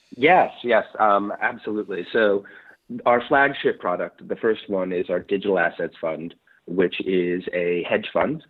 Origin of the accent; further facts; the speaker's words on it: New York City, New York, United States; I'm a native New Yorker. Um, okay. I grew up in New York City, Manhattan, uh, most of my life.